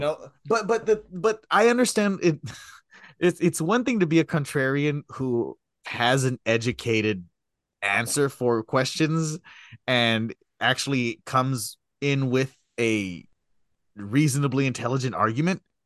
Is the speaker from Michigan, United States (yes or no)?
no; Texas, United States; I come from Texas